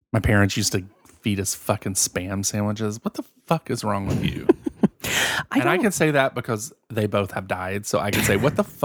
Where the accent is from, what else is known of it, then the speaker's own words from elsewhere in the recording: Chicago, Illinois, United States; That sounds so much better than I'm from Chicago.